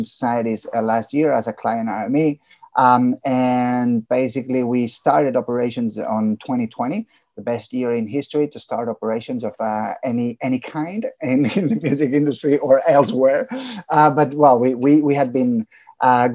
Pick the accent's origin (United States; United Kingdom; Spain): Spain; Catalonia; first language Catalan; English is a second language; being from a country where, my mother tongue is Catalan, I'm bilingual because I speak Catalan